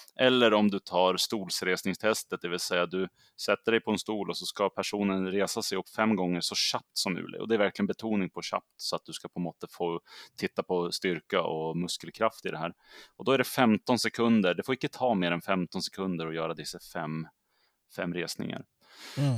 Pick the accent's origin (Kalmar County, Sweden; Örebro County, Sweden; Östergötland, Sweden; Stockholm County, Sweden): Stockholm County, Sweden; Södertälje; moved away as an adult; also born or lived in Umeå; jag kommer ju ursprungligen från Södertälje som ligger söder om Stockholm, men jag flyttade upp till Umeå när jag var 21 år gammal